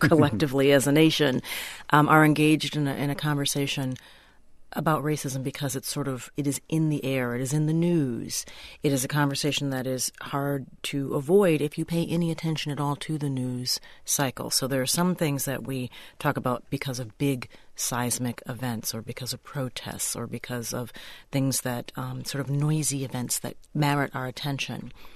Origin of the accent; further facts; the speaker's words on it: Minnesota, United States; I'm, I'm a Minnesotan